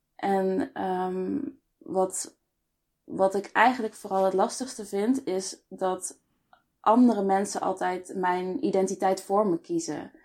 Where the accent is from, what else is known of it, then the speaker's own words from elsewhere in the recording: Best, North Brabant, Netherlands; also born or lived in Eindhoven; ik ben opgegroeid in Nederland. hier geboren in, in Best, woon in Eindhoven nu al een aantal jaar.